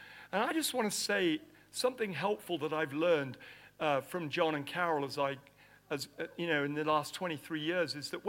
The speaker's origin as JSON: {"language": "English", "country": "Nigeria", "tie": "born or raised there", "said": "You know, I grew up in Nigeria. I was born in Nigeria."}